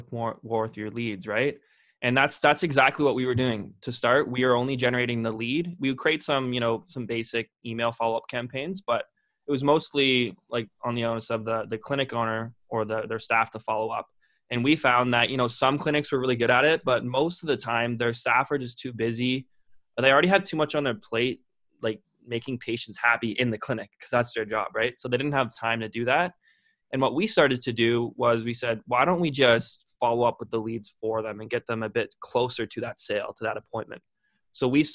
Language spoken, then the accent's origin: English; Lindsay, Ontario, Canada; born or raised there